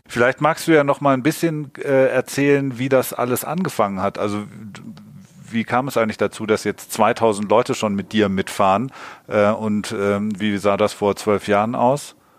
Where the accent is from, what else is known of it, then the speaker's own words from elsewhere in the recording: Hamburg, Germany; wir kommen ja aus Hamburg